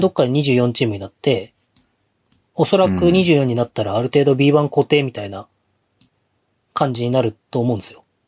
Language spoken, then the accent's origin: Japanese; Hokkaido, Japan; どさんこっぽい